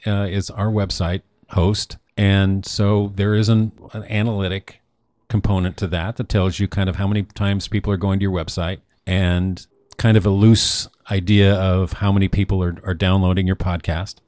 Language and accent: English; Newport, Oregon, United States; born or raised there; moved away